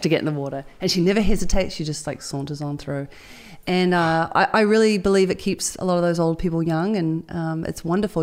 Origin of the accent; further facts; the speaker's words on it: New Zealand; I'm, I'm proud as a Kiwi girl